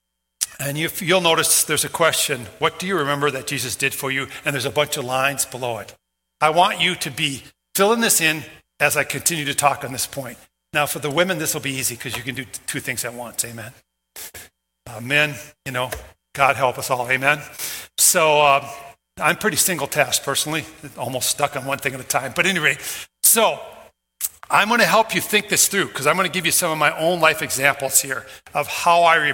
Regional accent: Minnesota, United States; moved away as an adult; also born or lived in Iowa / North Dakota; I grew up in Minnesota.

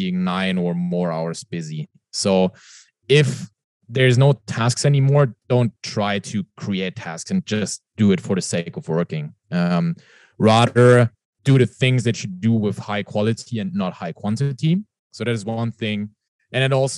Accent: Germany; English is a second language; You can most probably hear it from my accent. I'm not from the US. I'm from Europe, from Germany.

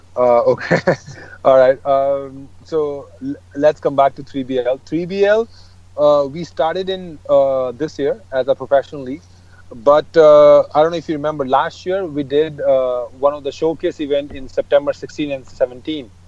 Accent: Japan; also born or lived in Delhi / Punjab; now in Gurgaon, India; I was born and raised in uh, Japan, and uh, we have a house in Delhi

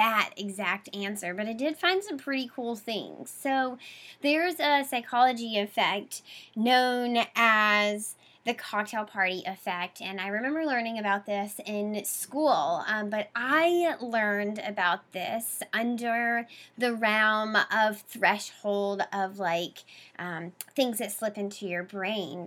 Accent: the South, United States; moved away as an adult; now in Boston, United States; I come from the South. My whole family has double names.

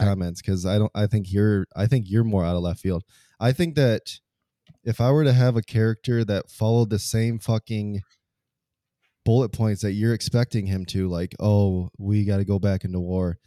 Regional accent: United States; being American

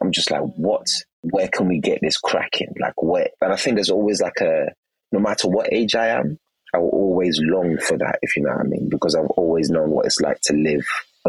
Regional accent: England, United Kingdom; also born or lived in Nigeria; because I wasn't born in England, I was born in Nigeria. I arrived in England around 8 and 9.

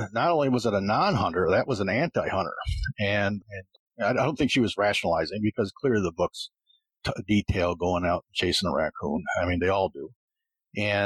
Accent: Painted Post, New York, United States; I'm from Painted Post

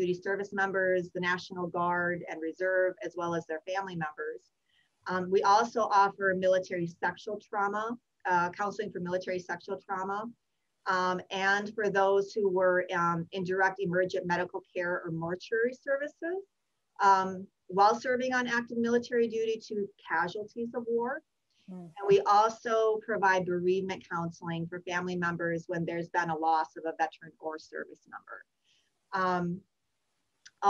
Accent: Wisconsin, United States; moved away as an adult; also born or lived in Minnesota; now in Marietta, United States; I grew up in Wisconsin

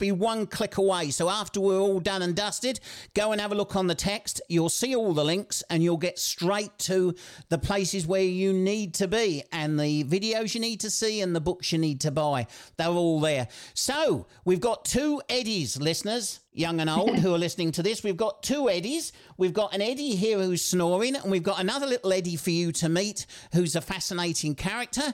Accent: Kent, South East England, United Kingdom; moved away as an adult; also born or lived in Sheffield; I'm a Kent boy. Everybody thinks I'm from South London, but I'm not. I'm from Kent.

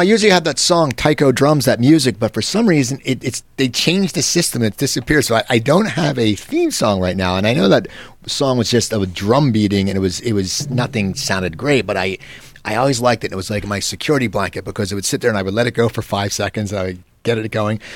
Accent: Cherry Hill, New Jersey, United States; where I grew up in New Jersey, Cherry Hill, New Jersey

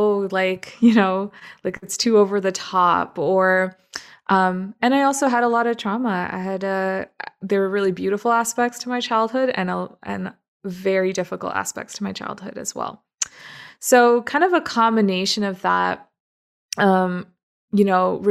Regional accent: Toronto, Ontario, Canada; moved away as an adult; also born or lived in Middle East; now in Burnaby, Canada; I actually grew up in Toronto

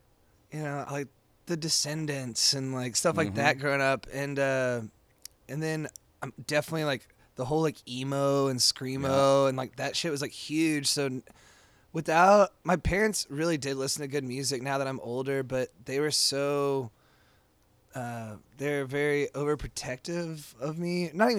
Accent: Texas, United States; I grew up in Texas, and I grew up like fighting the like Texas whale. You know, my mom's from Amarillo, my daddy's from Harlingen, like, you know, Texas, like born and bred.

